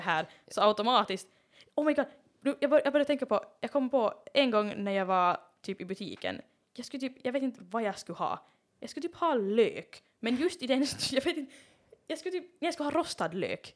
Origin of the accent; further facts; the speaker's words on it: Finland; jag är finlandssvensk